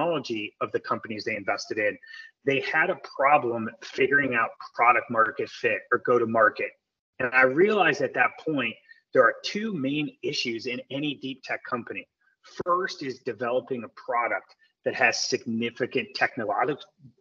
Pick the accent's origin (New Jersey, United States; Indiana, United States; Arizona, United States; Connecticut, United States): Connecticut, United States; outside of New Haven; moved away as an adult; now in Silicon Valley, United States; I grew up outside of New Haven, Connecticut.